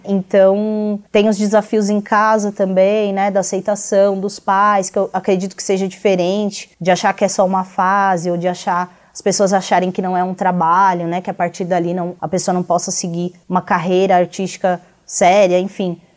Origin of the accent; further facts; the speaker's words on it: Brazil; enquanto brasileiros